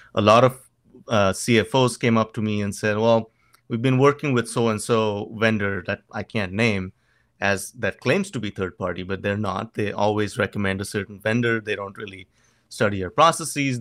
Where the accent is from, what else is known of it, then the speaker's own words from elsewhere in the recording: Goa, India; moved away as an adult; now in United States; in Goa, my hometown